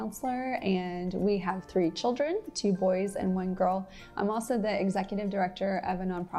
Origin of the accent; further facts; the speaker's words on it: Beaumont, Texas, United States; So I'm actually from Beaumont, Texas. I grew up there. I went through Marshall Middle School and Westbrook High School. When I was in seventh grade, I became a Christian.